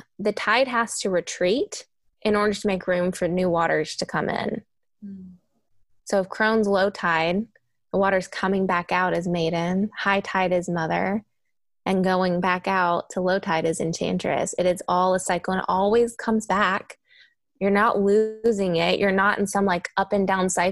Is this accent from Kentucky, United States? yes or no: yes; Kentucky, United States; moved away; I'm from Kentucky originally. Sometimes my accent comes out